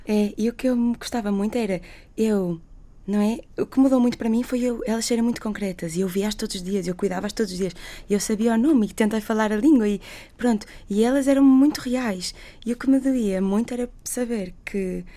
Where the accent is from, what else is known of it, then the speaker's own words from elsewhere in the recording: Portugal; eu sou portuguesa, sou médica